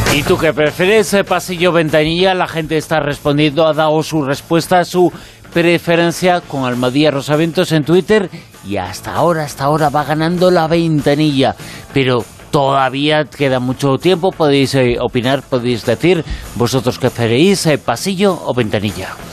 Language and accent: Spanish; Galicia, Spain; soy gallego